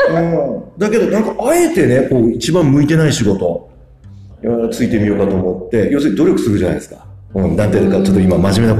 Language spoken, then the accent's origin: Japanese; Fukuoka, Japan; 出身はですね、福岡市の東、